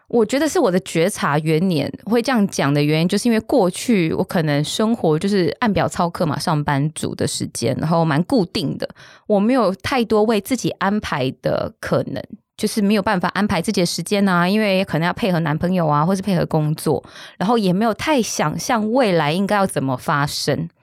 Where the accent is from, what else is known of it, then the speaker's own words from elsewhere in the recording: Taiwan; 我们小时候在眷村长大嘛